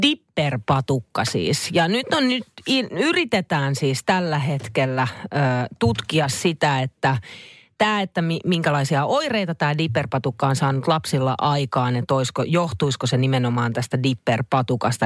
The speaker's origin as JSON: {"language": "Finnish", "town": "Naantali", "region": "Southwest Finland", "country": "Finland", "tie": "born or raised there", "said": "Mä oon mm. siis tota, noin lapsuudessa todella siis Naantalissa"}